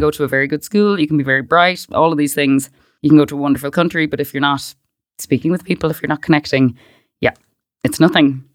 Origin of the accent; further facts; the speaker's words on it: Westport, Connacht, Ireland; moved away as an adult; I grew up in Westport, which, for anyone that doesn't know, it's a kind of a big town.